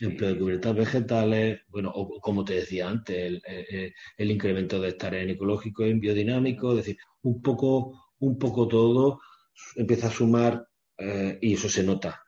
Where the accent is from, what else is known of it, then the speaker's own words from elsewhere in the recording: Córdoba, Andalusia, Spain; yo soy cordobés